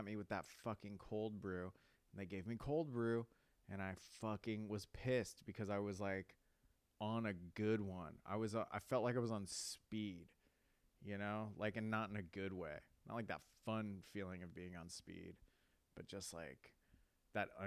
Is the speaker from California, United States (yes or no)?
yes; Avalon, California, United States; I grew up on Catalina Island, a small little island